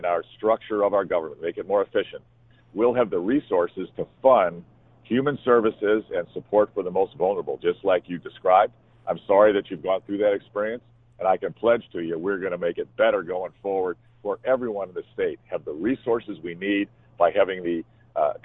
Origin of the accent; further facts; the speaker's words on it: Illinois, United States; I was born in Illinois. I was raised in Illinois